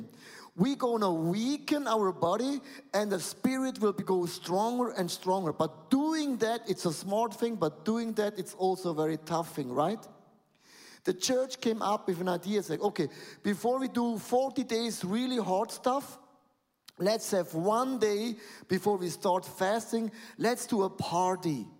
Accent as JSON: {"language": "English", "town": "Buchs", "country": "Switzerland", "said": "I'm coming from Buchs and Galm. It's close with a lot of cows living."}